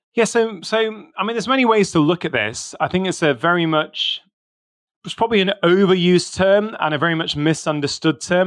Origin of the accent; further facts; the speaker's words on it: United Kingdom; I was born in the U K. So, I've got my Indian heritage.